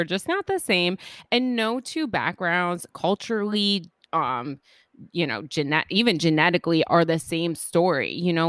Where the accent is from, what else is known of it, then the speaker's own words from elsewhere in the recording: Bronx, New York, United States; yeah, I'm a girl and I grew up in the Bronx.